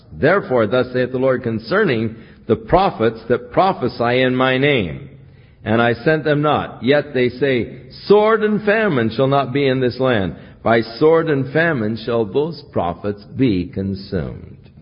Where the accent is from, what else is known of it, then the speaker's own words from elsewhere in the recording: United States; I was from the United States